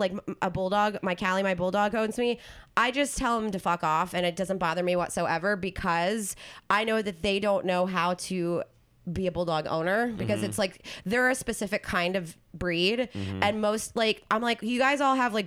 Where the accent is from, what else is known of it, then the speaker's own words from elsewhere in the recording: New Jersey, United States; moved away as an adult; also born or lived in South Carolina; I'm from New Jersey